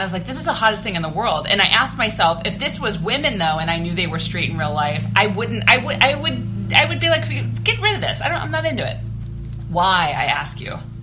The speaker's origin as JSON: {"language": "English", "town": "Pittsburgh", "region": "Pennsylvania", "country": "United States", "tie": "born or raised there", "also_born_or_lived": "Los Angeles, California", "moved": "yes", "lives_now": "Burbank, United States", "said": "my hometown of Pittsburgh, Pennsylvania"}